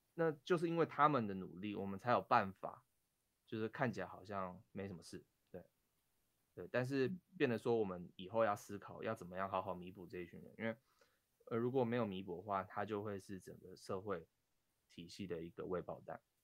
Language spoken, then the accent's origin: Chinese; Taiwan; 身为台湾人